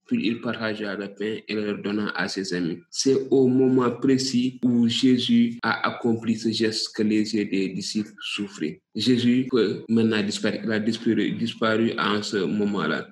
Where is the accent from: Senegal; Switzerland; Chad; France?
Senegal; ici chez nous au Sénégal